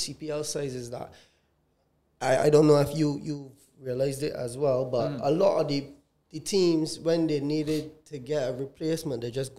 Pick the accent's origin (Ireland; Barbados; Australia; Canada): Barbados; we are Bajans